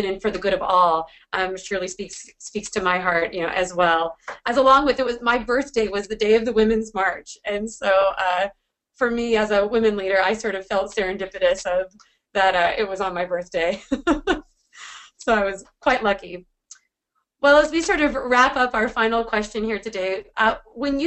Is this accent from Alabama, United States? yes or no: no; Washington, United States; my home state, or out of where I'm still. I've always been here.